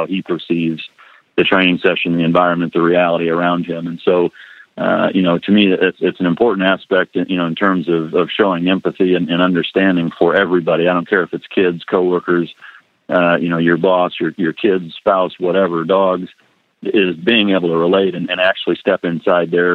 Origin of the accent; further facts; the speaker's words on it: Iowa, United States; moved away; growing up in Iowa